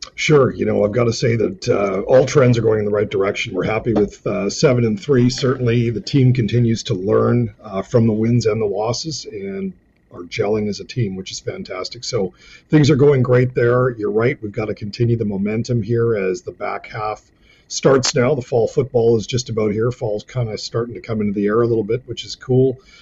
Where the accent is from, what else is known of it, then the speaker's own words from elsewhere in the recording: British Columbia, Canada; as a British Columbia